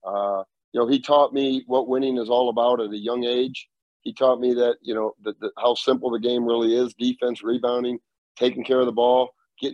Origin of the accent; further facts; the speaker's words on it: Dubuque, Iowa, United States; I was growing up in Dubuque, Iowa